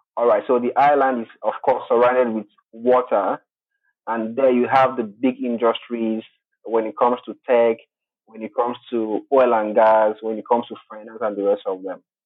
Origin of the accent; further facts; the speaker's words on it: Togo; now in Nigeria; I'm originally from Togo. Togo is a French-speaking country in West Africa, uh, but currently I am in Nigeria